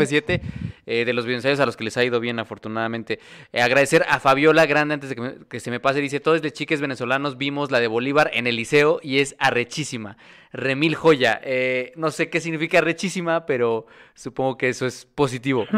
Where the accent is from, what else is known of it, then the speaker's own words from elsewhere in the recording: State of Mexico, Mexico; yo crecí en el Estado de México